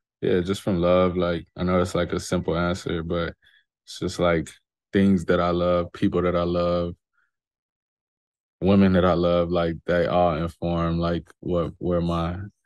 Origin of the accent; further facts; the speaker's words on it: Chicago, Illinois, United States; I'm from Chicago for sure.